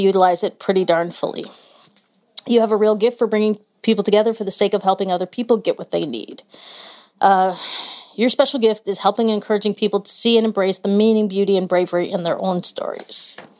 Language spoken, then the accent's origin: English; Midwest, United States; as like a Midwesterner